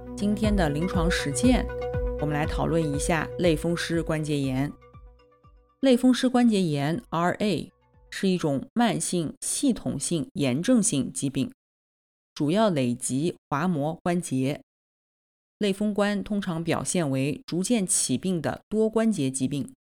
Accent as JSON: {"language": "Chinese", "town": "Nanjing", "region": "Jiangsu", "country": "China", "said": "我来自南京"}